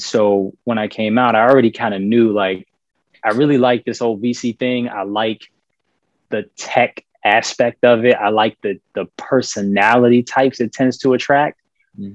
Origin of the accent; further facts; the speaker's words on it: Richmond, Virginia, United States; moved away as an adult; also born or lived in Boston; I'm from Virginia, uh, Richmond. That's where I've lived uh, up until I was about 18 years old.